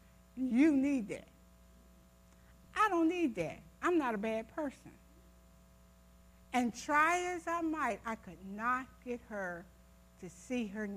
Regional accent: Ohio, United States; I grew up in Ohio.

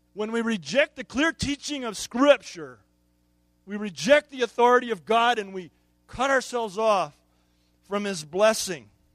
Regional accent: United States; As American consumer Christians

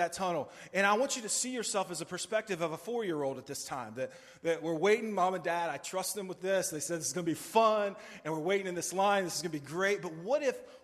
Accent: United States; as an American

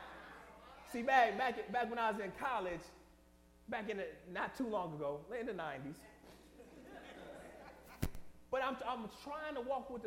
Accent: Detroit, Michigan, United States; moved away; I'm from Detroit

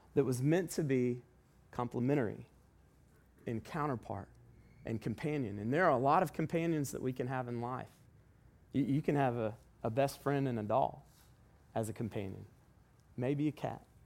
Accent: the South, United States; we're from the South

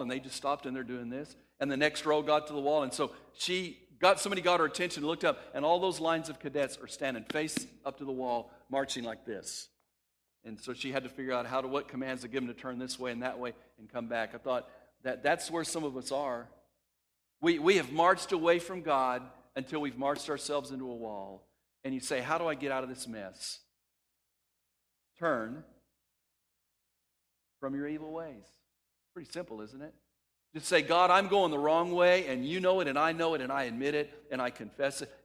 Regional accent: West Texas, United States; When I was a kid growing up in West Texas

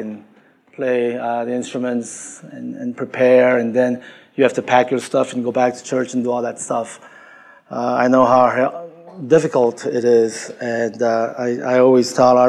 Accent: Queens, New York, United States; I'm from Queens, New York, you know, and it's great to be here.

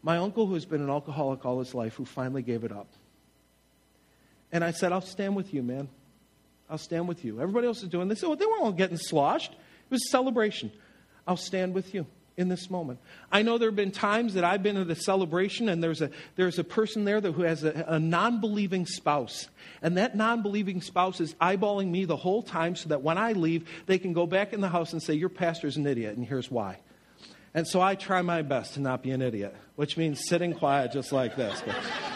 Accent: Buffalo, New York, United States; I'm from Buffalo

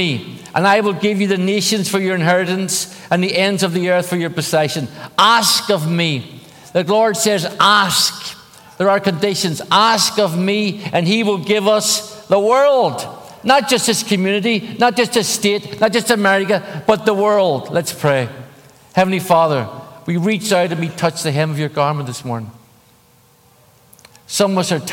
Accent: Belfast, Northern Ireland, United Kingdom; moved away; I grew up in Northern Ireland, in Belfast.

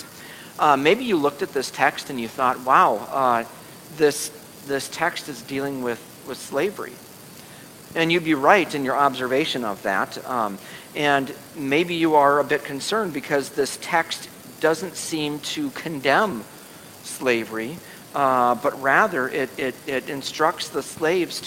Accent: United States; as American citizens in the 21st century

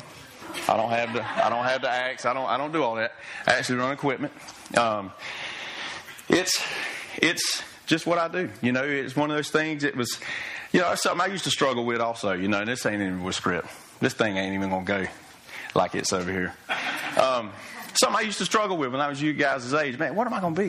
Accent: Fernandina Beach, Florida, United States; I grew up in Ferndina, right across the bridge. I was a mighty pirate

